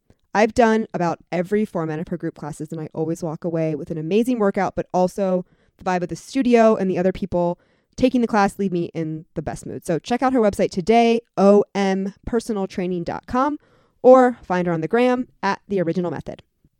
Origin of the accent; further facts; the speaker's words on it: Atlantic City, New Jersey, United States; born there; I was born in Atlantic City.